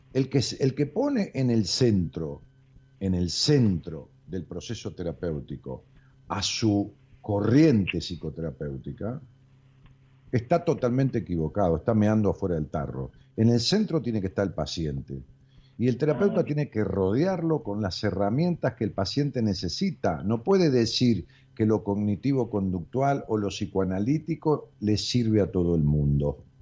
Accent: outskirts of Buenos Aires, Argentina; la ciudad donde yo nací, en el pueblo, digamos, acá en las afueras de la capital federal, este, en los límites con la capital federal

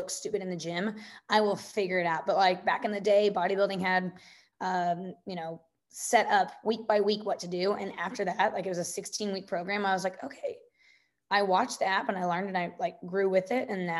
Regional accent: Evansville, Indiana, United States; I'm born and raised in Evansville, Indiana

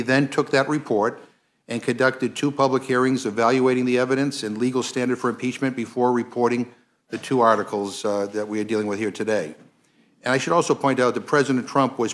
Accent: Massachusetts, United States; I'm from Massachusetts, and people say the same thing about my accent

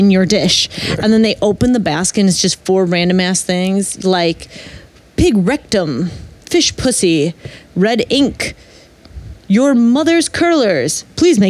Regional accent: Milwaukee, Wisconsin, United States; I am from Milwaukee, Wisconsin.

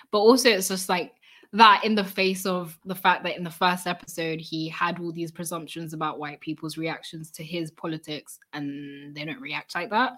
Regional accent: United Kingdom; we're British

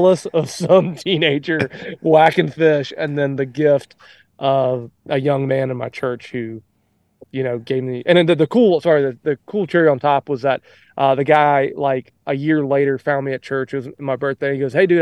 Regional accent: Alabama, United States; also born or lived in Mississippi; I was born in Mississippi, grew up in Alabama

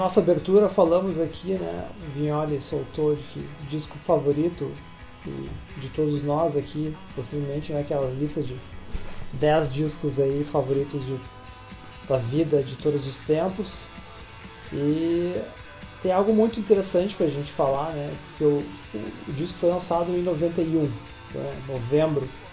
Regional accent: Campo Bom, Rio Grande do Sul, Brazil; também sou da cidade de Campo Bom, Rio Grande do Sul, aqui do lixo de cidade

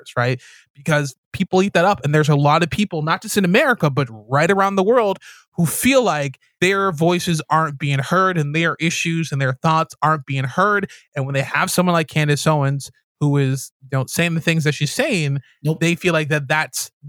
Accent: Jamaica; now in Canada; I'm Jamaican Canadian

